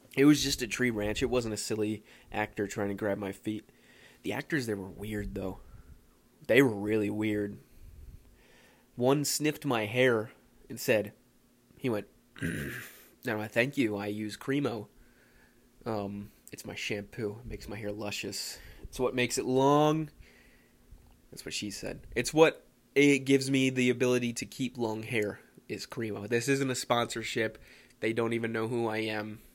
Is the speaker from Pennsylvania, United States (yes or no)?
yes; Philadelphia, Pennsylvania, United States; moved away